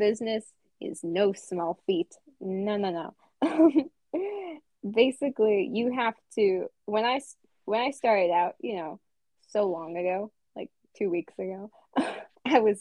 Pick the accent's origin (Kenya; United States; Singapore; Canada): United States; I'm an American.